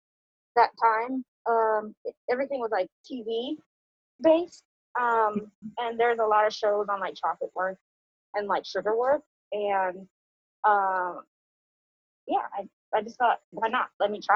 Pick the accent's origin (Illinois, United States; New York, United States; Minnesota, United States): New York, United States; New York City; I'm from the Bronx. I was born and raised there.